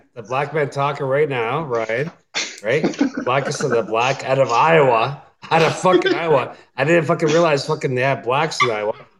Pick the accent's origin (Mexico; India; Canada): Canada; I'm Canadian, right?